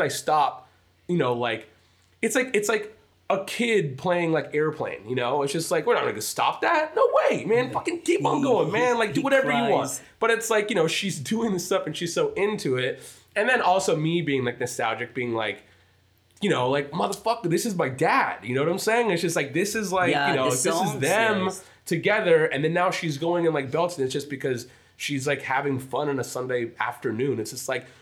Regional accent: United States; I was born here

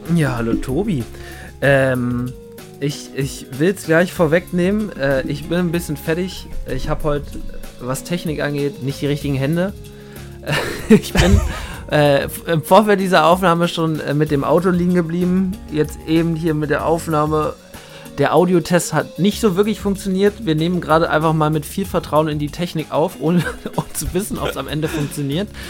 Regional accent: Berlin, Germany; wir kommen beide aus Berlin

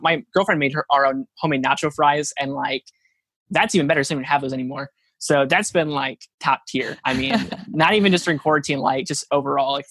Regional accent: Norwalk, United States; my hometown of Norwalk, which is a really small town

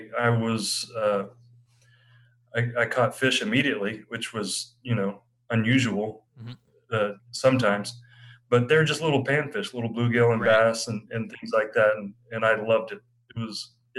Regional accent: Texas, United States; also born or lived in Norway / North Carolina; I grew up in Texas. I was born overseas in Norway and moved to Texas when I was two

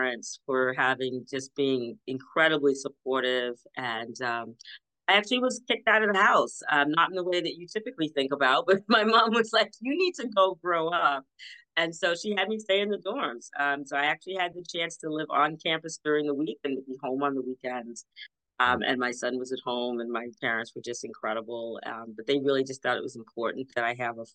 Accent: Boston, Massachusetts, United States; I'm born in Roxbury and have lived there for most of my life, so I'm definitely a Boston girl.

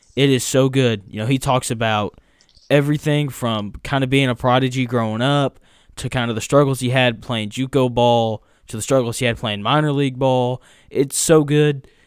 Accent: Jacksonville, Arkansas, United States; I'm from Jacksonville, Arkansas

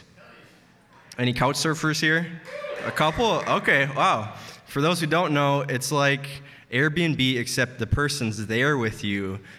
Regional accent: Green Bay, Wisconsin, United States; I'm from Green Bay

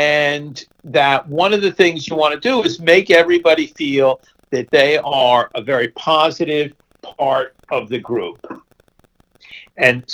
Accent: Essex County, New Jersey, United States; moved away; I was basically in my hometown

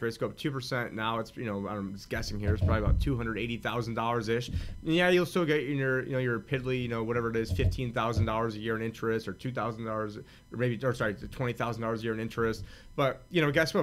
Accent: United States; I'm an American

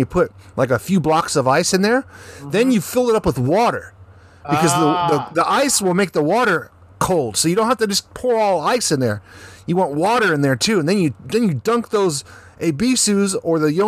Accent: the South, United States; now in Japan; I'm from the South

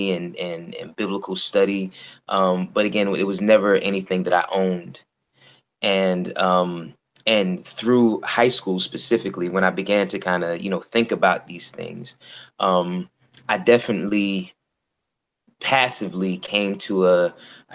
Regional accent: New York City, New York, United States; also born or lived in Oxford, England; I am from Brooklyn, which is where I am now.

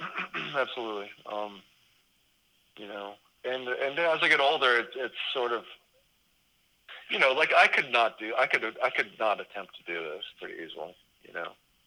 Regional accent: Gulf Coast, United States; I grew up sailing on the Gulf Coast with my family.

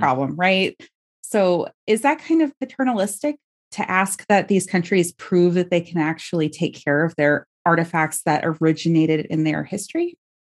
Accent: Bay Area, California, United States; I grew up in the Bay Area

